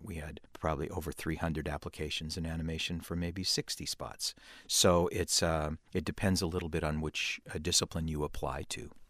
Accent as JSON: {"language": "English", "region": "California", "country": "United States", "said": "being a Californian"}